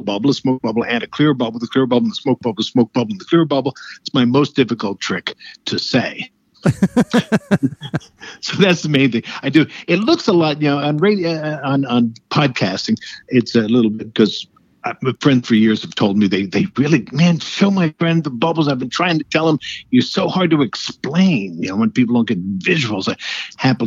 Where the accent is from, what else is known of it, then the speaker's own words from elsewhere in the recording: Paterson, New Jersey, United States; Originally in New Jersey, Paterson, New Jersey